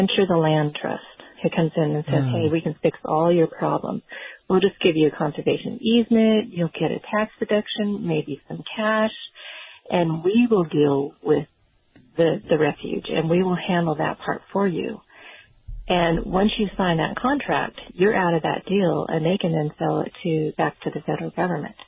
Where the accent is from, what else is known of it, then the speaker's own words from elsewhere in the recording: Nevada, United States; I grew up in Nevada